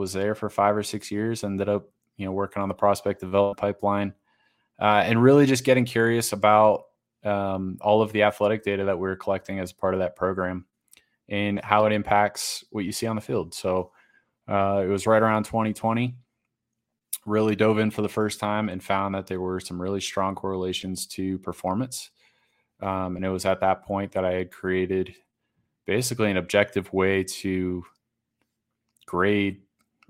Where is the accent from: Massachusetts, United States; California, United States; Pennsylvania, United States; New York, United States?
Massachusetts, United States; Yeah, born and raised in Western Massachusetts, born and raised a Red Sox fan in the curse era.